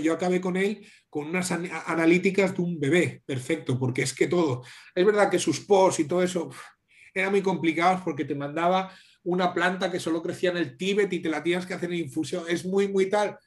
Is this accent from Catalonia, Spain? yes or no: no; Asturias, Spain